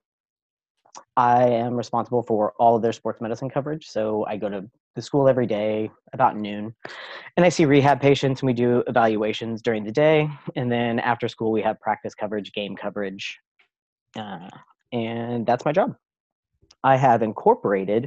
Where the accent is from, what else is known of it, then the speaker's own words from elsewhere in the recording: Kansas City, United States; I'm from Kansas City, so we know barbecue